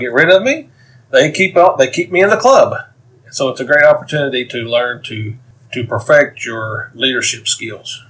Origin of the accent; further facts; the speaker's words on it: Knoxville, Tennessee, United States; I am from Knoxville, Tennessee